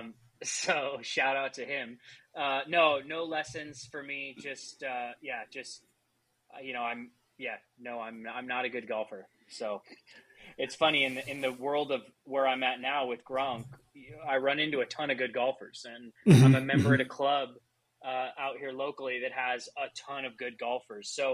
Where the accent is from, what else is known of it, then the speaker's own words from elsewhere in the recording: Southern California, United States; I'm basically born and raised in Southern California. So that's I grew up within an hour of where I'm at now.